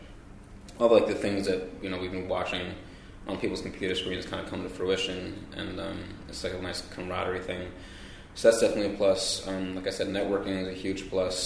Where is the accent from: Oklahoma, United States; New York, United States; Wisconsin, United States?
New York, United States; Long Island; As far as being in New York, I grew up in Long Island